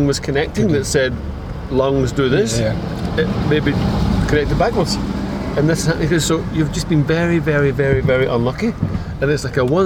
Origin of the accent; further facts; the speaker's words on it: Glasgow, Scotland, United Kingdom; when I grew up in Glasgow in a real kind of lower working class area